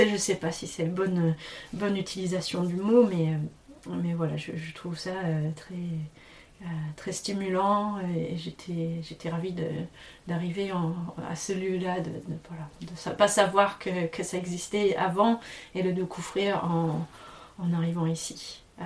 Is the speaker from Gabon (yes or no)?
no; Tasmania, Australia; also born or lived in Paris region, France / Central Brittany, France; now in France; J'ai grandi en Tasmanie